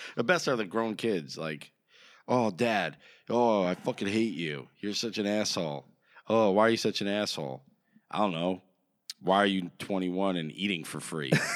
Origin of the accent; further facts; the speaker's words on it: New Jersey, United States; we're from Jersey